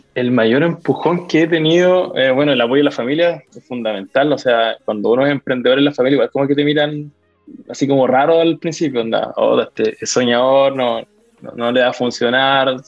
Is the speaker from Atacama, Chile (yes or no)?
no; Lota, Biobío, Chile; now in Concepción, Chile; yo soy de Lota. Eh, actualmente vivo acá en Conce.